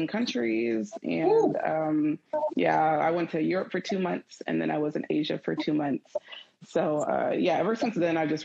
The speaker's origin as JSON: {"language": "English", "country": "United States", "said": "I'm from America"}